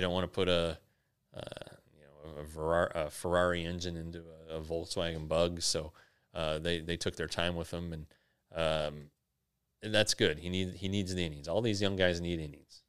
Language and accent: English; Denver, Colorado, United States; I grew up in Denver